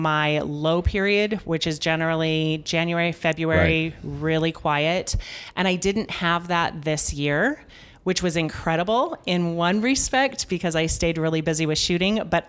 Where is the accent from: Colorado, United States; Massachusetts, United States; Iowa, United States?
Colorado, United States; Denver; I'm from Denver.